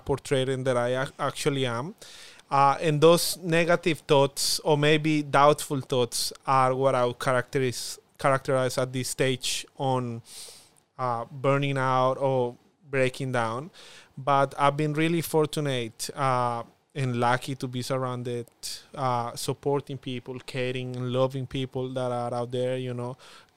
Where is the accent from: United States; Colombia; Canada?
Colombia; accent: Spanish accent; first language Spanish; English is a second language; moved away as an adult; now in Darwin, Australia; I have a strong accent, a Spanish accent